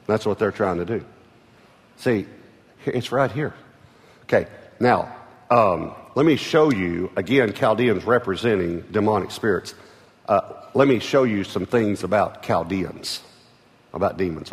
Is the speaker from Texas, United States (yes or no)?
yes; East Texas, United States; I was from East Texas